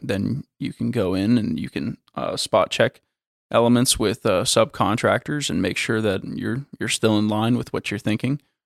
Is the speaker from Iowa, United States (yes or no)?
no; Florida, United States; I'm from Florida